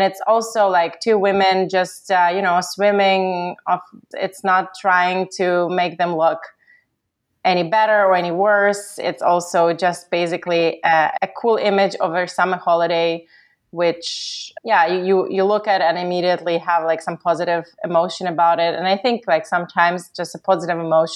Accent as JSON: {"language": "English", "country": "Ukraine", "moved": "yes", "said": "I'm originally from Ukraine"}